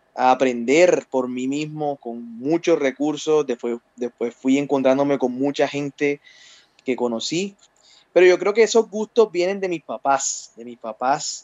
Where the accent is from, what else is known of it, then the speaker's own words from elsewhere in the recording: Cartagena, Bolívar, Colombia; tengo 28 años, soy de Cartagena, Colombia